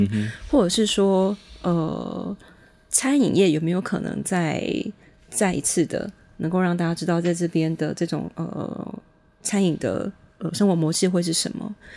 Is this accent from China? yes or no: no; Changhua County, Taiwan; 我们彰化女子就是强悍泼辣